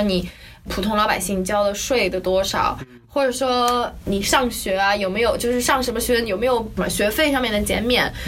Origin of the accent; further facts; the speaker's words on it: China; now in New York, United States; 因为我们是中国来的